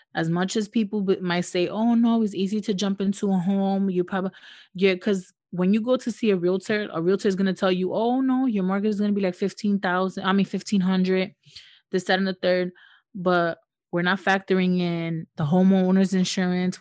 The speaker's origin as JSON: {"language": "English", "country": "United States", "also_born_or_lived": "New York", "said": "we're, we're, we're from the United States. We, we live in the United States"}